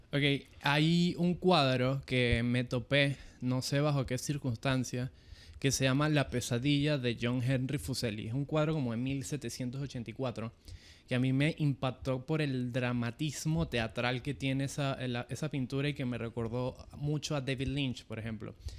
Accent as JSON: {"language": "Spanish", "country": "Venezuela", "tie": "born or raised there", "moved": "as an adult", "lives_now": "Panama", "said": "en Venezuela, que es mi país natal, y en Panamá, que es el país donde resido hace más de 10 años"}